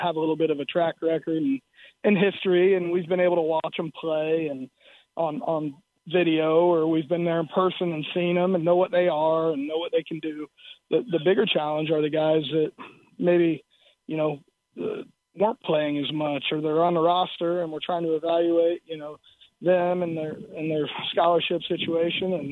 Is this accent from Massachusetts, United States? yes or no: no; South Florida, United States; moved away; also born or lived in Iowa; growing up in South Florida